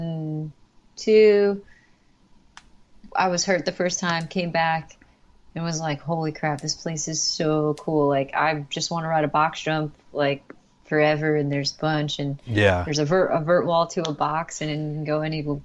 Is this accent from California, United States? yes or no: no; New York, United States; I came from New York and it's like really urban, and even suburbia out there is just there's more people